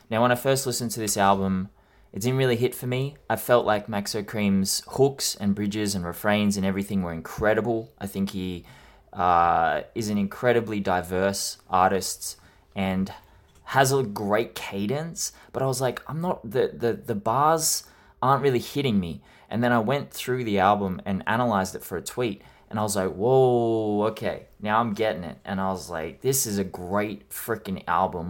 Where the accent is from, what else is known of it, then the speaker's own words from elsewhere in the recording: Australia; I am Australian